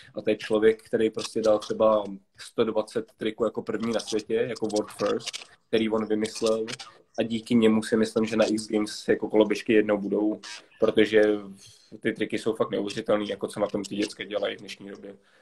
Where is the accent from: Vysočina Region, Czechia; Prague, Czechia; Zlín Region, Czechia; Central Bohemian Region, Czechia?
Prague, Czechia; jsem Pražák celý život